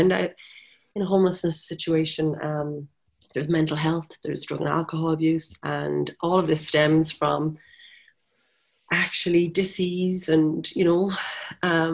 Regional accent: Wexford, Leinster, Ireland; now in Galway, Ireland; I'm from Wexford, the sunny southeast

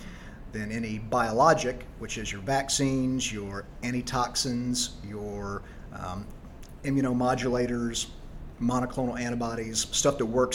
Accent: Tyler, Texas, United States; moved away as an adult; also born or lived in Charlotte, North Carolina / Dallas, Texas / Washington, D.C.; I am originally from Tyler, Texas, so about 100 miles east of Dallas.

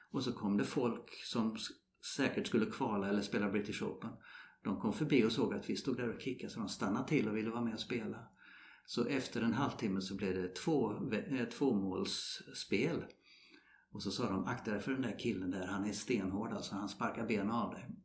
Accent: Sweden; Ja, vi kommer från Sverige. Jaha, spelar de golf där? Jajamensan, sa vi. Och så, eh, vi spelar fotboll.

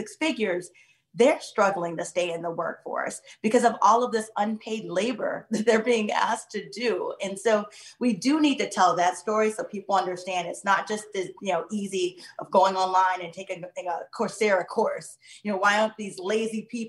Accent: Midwest, United States; I was raised in the Midwest

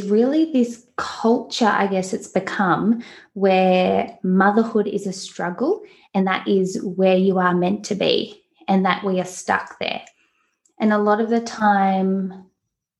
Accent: Newcastle, New South Wales, Australia; I'm obviously from Australia, from the East Coast, a beautiful place called Newcastle that I think is paradise

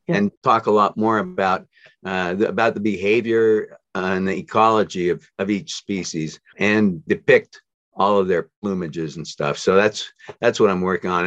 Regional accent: near Salt Lake City, Utah, United States; I grew up near Salt Lake City in, in the mountains outside of Salt Lake City.

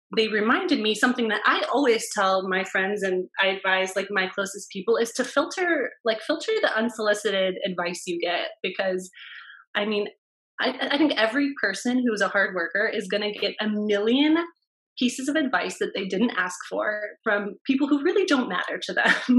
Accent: Cleveland, Ohio, United States; I'm from Cleveland and I went to Case Western for my undergrad

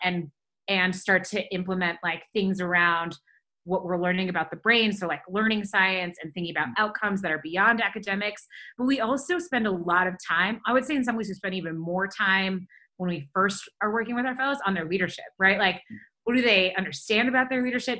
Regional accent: Detroit, Michigan, United States; moved away as an adult; also born or lived in Ann Arbor, Michigan / Chicago / Los Angeles; now in Denver, United States; I grew up outside Detroit

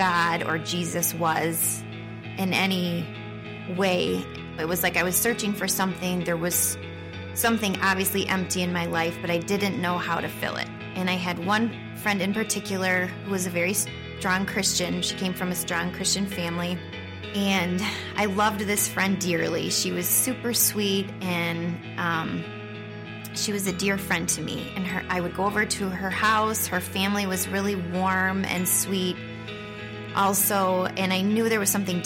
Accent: Ada, Michigan, United States; I grew up in the Grand Rapids area in Ada.

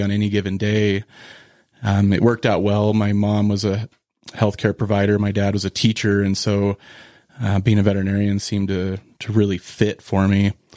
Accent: Cañon City, Colorado, United States; I started volunteering, um, I think at eleven at a mixed animal practice in Colorado where I was, where I grew up in Canyon City

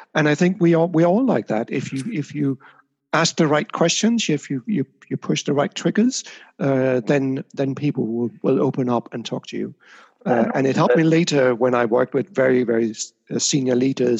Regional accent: Denmark; now in Amsterdam, Netherlands; I grew up in Denmark.

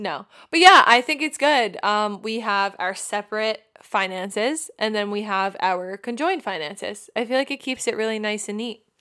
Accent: Long Island, New York, United States; moved away as an adult; also born or lived in Austin; now in California, United States; we grew up in Long Island, New York

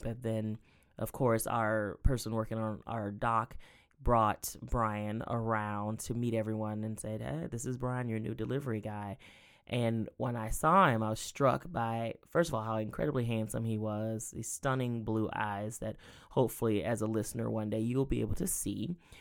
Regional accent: Sylvania, Georgia, United States; now in Columbus, United States; I grew up in Southeast Georgia, a little town called Sylvania, Georgia

